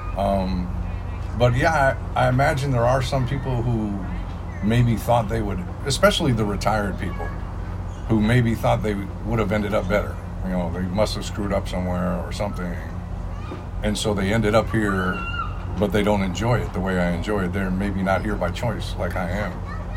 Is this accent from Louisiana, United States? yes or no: no; Adirondack Mountains, upstate New York, United States; now in Los Angeles, United States; I'm from the Adirondack Mountains of New York.